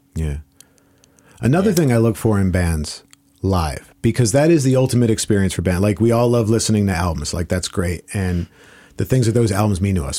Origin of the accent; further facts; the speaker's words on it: South Florida, United States; moved away as an adult; I grew up in South Florida